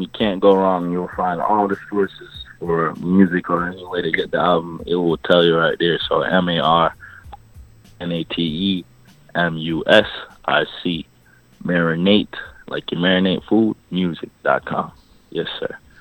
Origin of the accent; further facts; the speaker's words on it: New York City, New York, United States; I'm from Brooklyn, East New York. Family is all Jamaican